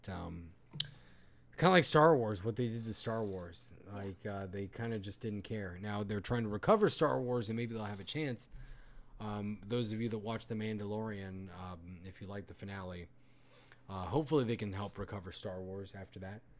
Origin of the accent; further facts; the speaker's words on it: Puerto Rico; I'm I'm from that area, Puerto Rico.